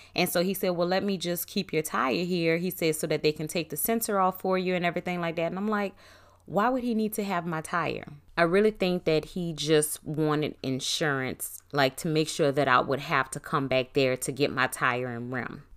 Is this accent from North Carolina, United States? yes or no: no; New Orleans, Louisiana, United States; I'm from Nola